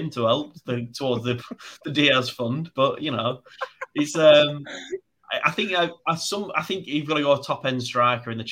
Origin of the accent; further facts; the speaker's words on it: North West England, United Kingdom; near Manchester.